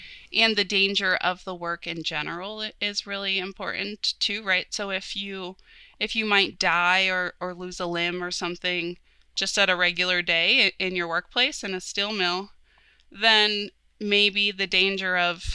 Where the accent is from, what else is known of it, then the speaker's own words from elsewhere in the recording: Pittsburgh region, Pennsylvania, United States; growing up in the Pittsburgh region